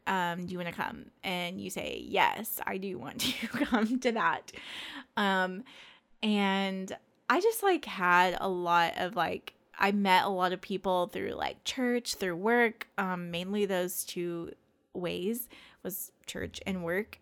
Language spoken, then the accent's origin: English; Hot Springs, Arkansas, United States; moved away as an adult; now in Northwest Arkansas, United States; we are from Hot Springs, um, which is a town in central Arkansas.